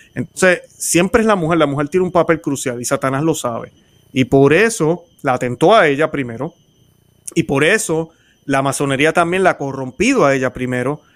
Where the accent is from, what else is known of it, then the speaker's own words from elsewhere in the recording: Puerto Rico; como decimos en Puerto Rico